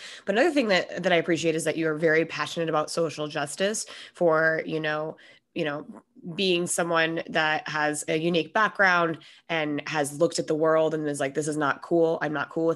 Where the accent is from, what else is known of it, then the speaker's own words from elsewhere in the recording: Minnesota, United States; I'm also from Minnesota